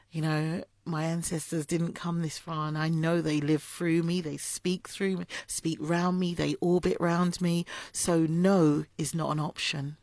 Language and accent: English; London, United Kingdom; I'm from Islington